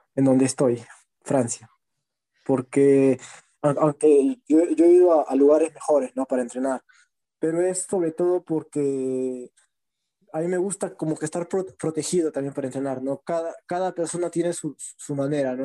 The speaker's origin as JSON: {"language": "Spanish", "region": "Lima", "country": "Peru", "said": "del RIMAC, de donde yo vengo"}